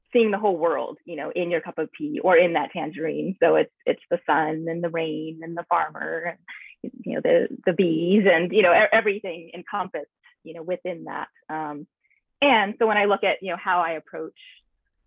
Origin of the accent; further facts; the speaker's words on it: San Antonio, Texas, United States; now in Los Angeles, United States; I grew up in San Antonio, Texas